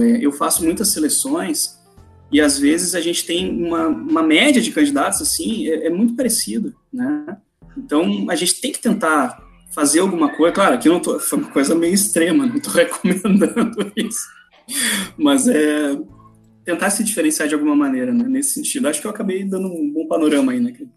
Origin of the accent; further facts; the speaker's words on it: Porto Alegre, Rio Grande do Sul, Brazil; minha opção era a faculdade federal em Porto Alegre, eu sou de Porto Alegre